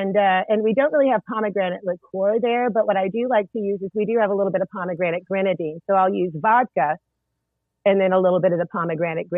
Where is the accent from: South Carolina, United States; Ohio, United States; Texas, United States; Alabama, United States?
Texas, United States; East; also born or lived in Corpus Christi, Texas; I spent a fair amount of time in East Texas